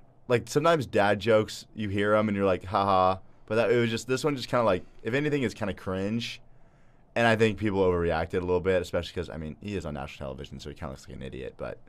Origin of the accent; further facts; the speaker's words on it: Texas, United States; I am biased as a Texan.